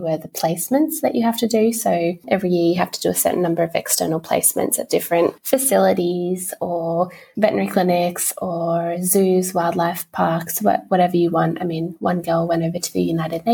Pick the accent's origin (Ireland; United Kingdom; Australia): Australia; Lord Howe Island, New South Wales; also born or lived in Sydney; growing up on Lord Howe Island, which is a couple of hours off the coast of Sydney